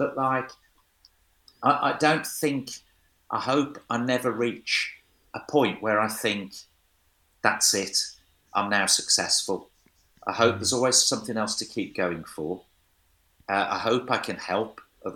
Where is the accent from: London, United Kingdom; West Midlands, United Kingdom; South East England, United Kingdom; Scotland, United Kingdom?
West Midlands, United Kingdom; Wolverhampton; my hometown, Wolverhampton.